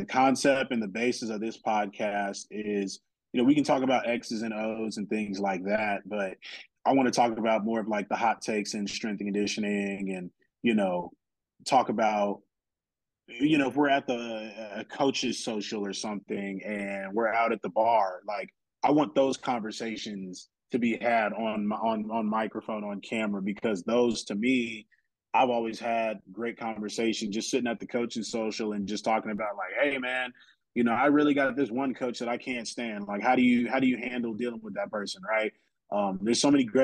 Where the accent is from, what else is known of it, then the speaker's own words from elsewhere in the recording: San Antonio, Texas, United States; I'm from San Antonio, okay? We got the Spurs out here.